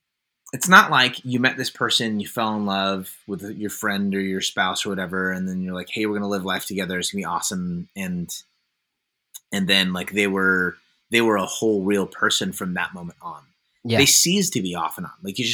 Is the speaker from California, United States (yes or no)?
yes; Concord, California, United States; also born or lived in Oakland; Yeah, so I was born in Oakland, California.